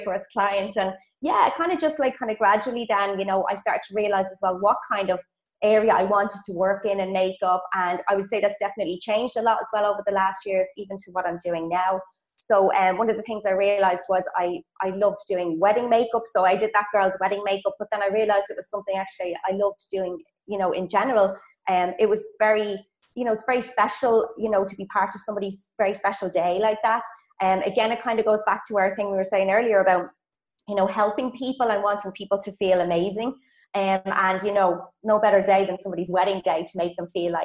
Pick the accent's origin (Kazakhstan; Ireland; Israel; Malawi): Ireland; accent: Irish; moved away as an adult; also born or lived in Munich, Germany / Australia; now in Poland; I'm Irish, so maybe some of you girls might recognize my accent.